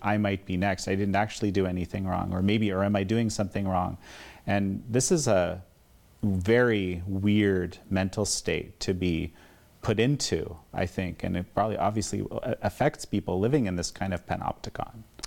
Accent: Canada; in my home country of Canada

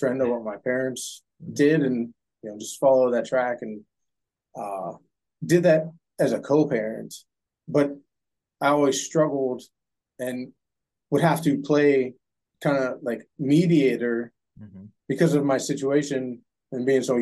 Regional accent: Youngstown, Ohio, United States; born and raised in Youngstown, Ohio

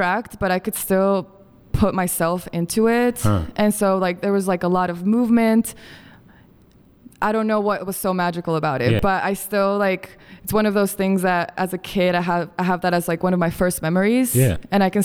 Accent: Quito, Pichincha, Ecuador; moved away; also born or lived in Bogota, Colombia; I'm originally from Colombia, born in Bogota, and I grew up in Quito, Ecuador

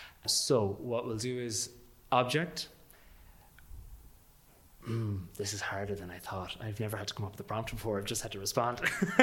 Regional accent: Manorhamilton, Leitrim, Ireland; How about, just for my own sake, I have to do my hometown

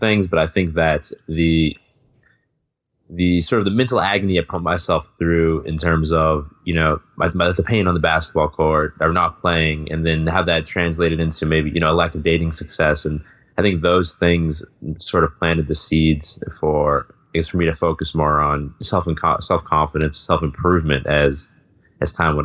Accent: south of Boston, Massachusetts, United States; moved away as an adult; now in Spain; I grew up a little bit south of Boston and I went to the public high school in my town

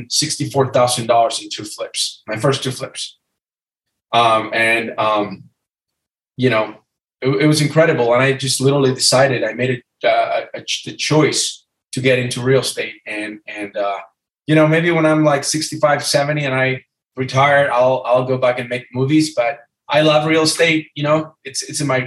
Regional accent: Argentina; moved away as an adult; also born or lived in Los Angeles, California; now in California, United States; I'm from Argentina. I'm 39 years old. I came to the U.S. on a scholarship.

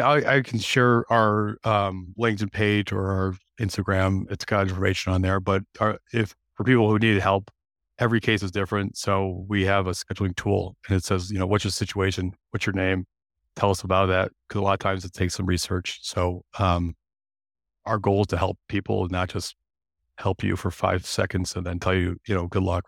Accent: Illinois, United States; I'm from Illinois, I'm here in Chicago

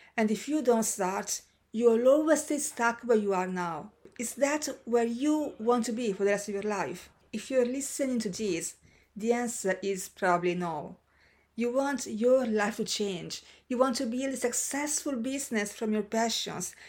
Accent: Senegal; moved away as an adult; Senegal, my hometown

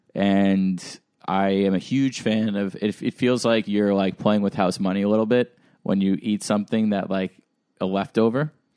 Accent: Hauppauge, New York, United States; moved away; they have one near my hometown. They have one in Hop Hog

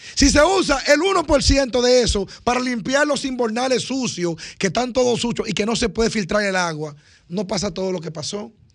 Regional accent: Dominican Republic; así nos dice que somos dominicanos

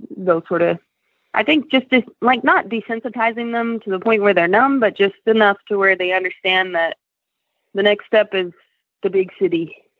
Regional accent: Reno, Nevada, United States; moved away as an adult; also born or lived in Colorado; originally, I'm from Reno, Nevada.

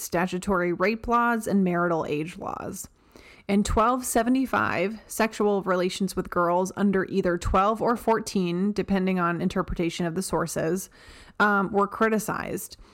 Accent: Delaware, United States; My home state of Delaware

